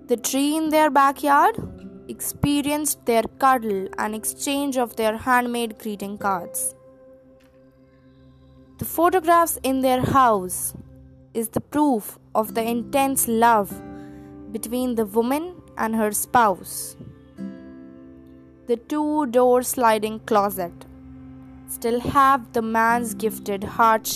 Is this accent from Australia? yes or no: no; Delhi, India; I hail from Delhi.